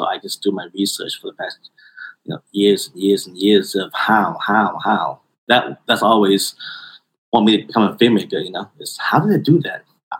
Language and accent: English; United States; now in Thailand; Well, I was born in Thailand, but I was raised in America.